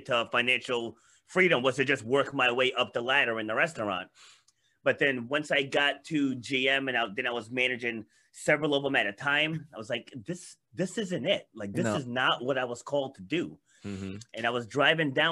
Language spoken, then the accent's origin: English; Rhode Island, United States; also born or lived in Queens, New York; I was born in Queens, New York, but my parents moved us up here when I was little. Because, you know, my dad didn't want to raise seven of us in the inner city. So he moved us up here to Rhode Island, rural area